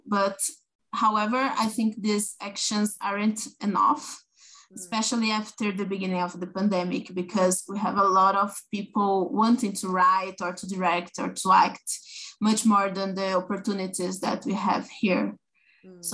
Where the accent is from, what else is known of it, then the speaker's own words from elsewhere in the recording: São Paulo countryside, Brazil; now in São Paulo, Brazil; I was born in Sao Paulo, but I lived in the countryside for a long time